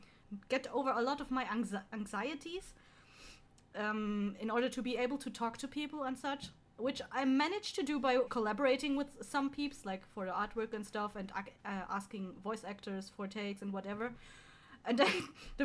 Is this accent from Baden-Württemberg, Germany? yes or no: no; Bavaria, Germany; I'm original from Bavaria